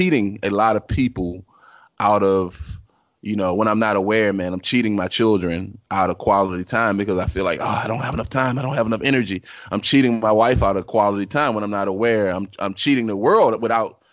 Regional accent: Richmond, Virginia, United States; moved away; I'm from Richmond, Virginia

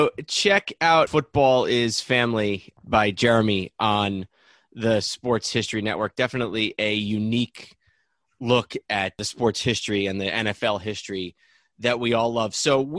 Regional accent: New York, United States; moved away as an adult; now in Washington, DC, United States; she's from Boston, I'm from New York, and we live in DC.

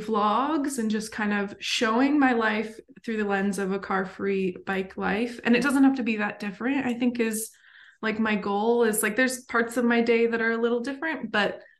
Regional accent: Idaho, United States; moved away as an adult; now in Portland, United States; I am from Idaho originally. I grew up cycling down my street with my dad

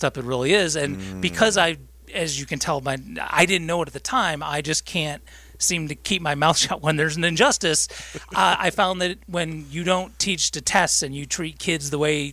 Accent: Rochester, New York, United States; I'm from Rochester

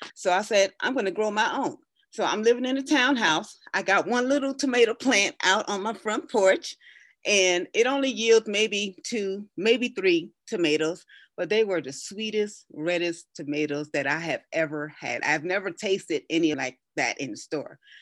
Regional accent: Brooklyn, New York, United States; moved away as an adult; now in Colorado, United States; I was born and raised in Brooklyn, New York

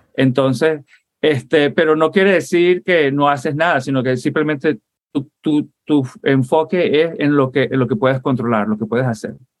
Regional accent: Puerto La Cruz, Anzoátegui, Venezuela; also born or lived in Caracas, Venezuela / Fort Lauderdale, Florida, United States; now in United States; Y entonces yo pasé la infancia, y crecí, para mí Venezuela es el oriente. Yo crecí en Puerto La Cruz, en Barcelona

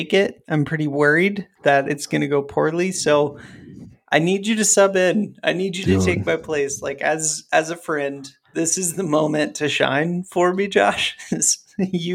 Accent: Ohio, United States; I grew up in Ohio

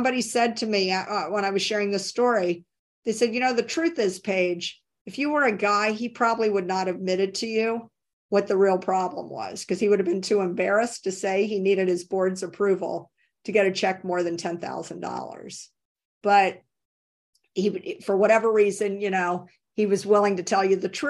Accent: Tennessee, United States; I grew up in Tennessee

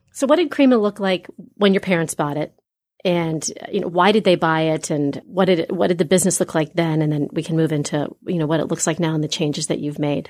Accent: Grandview Heights, Ohio, United States; I grew up in the Grandview area

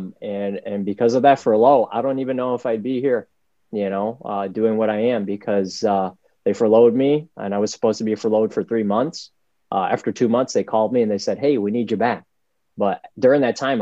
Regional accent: New York City, New York, United States; now in Rochester, United States; I grew up in the South Bronx

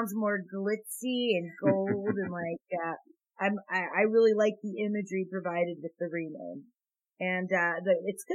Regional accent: East Coast, United States; I'm from the East Coast

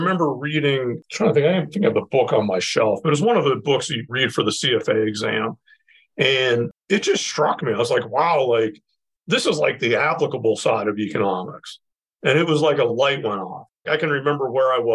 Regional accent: Pittsburgh, Pennsylvania, United States; moved away as an adult; now in Cleveland, United States; I grew up in Pittsburgh

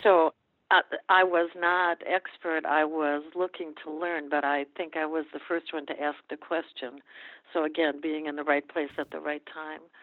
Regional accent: Minnesota, United States; moved away as an adult; I grew up in Minnesota

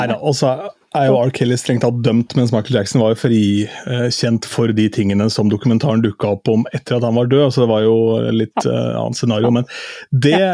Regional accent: Askim, Østfold, Norway; ungdomsklubben da jeg vokste opp i Askim

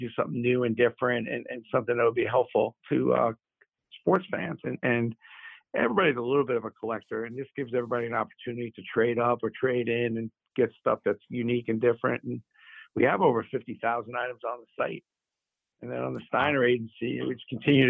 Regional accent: New York City, New York, United States; also born or lived in Syracuse; grew up in Brooklyn

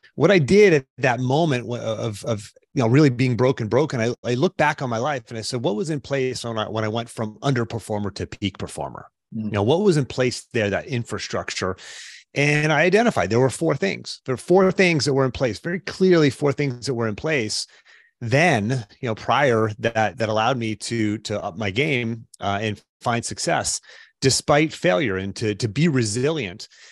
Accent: Pittsburgh, Pennsylvania, United States; I grew up in the Pittsburgh area

